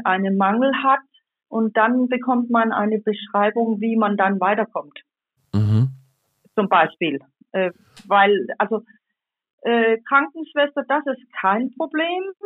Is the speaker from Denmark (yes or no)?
yes; Denmark; bei uns in Dänemark